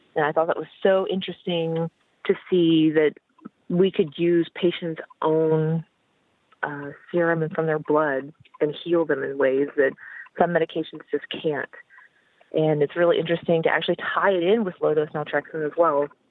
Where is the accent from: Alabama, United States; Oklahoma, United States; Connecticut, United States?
Oklahoma, United States; now in Texas, United States; I was raised in Oklahoma, which is the state above Texas